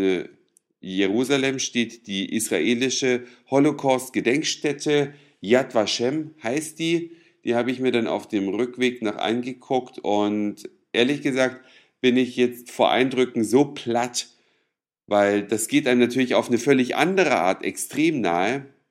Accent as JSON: {"language": "German", "region": "East Germany", "country": "Germany", "tie": "born or raised there", "said": "Ich bin ja immerhin in der DDR aufgewachsen"}